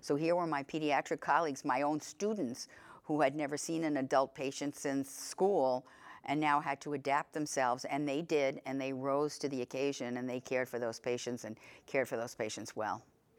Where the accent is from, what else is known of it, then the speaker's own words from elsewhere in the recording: New York, United States; I am from New York State